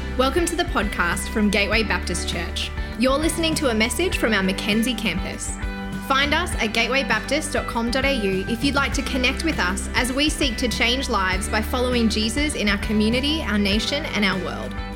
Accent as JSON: {"language": "English", "country": "Australia", "moved": "yes", "said": "I'm from Australia"}